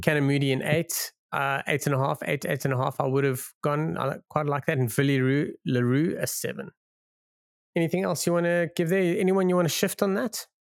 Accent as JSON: {"language": "English", "country": "South Africa", "said": "as a South African"}